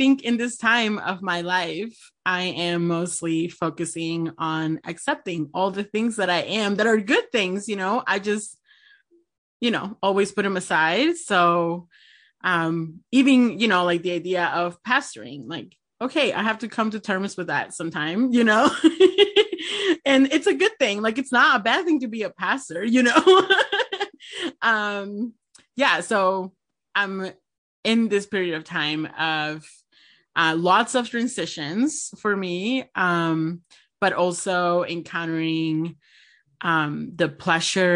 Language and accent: English; Lima, Peru; first language Spanish; English is a second language; now in United States; I'm originally from Lima, Peru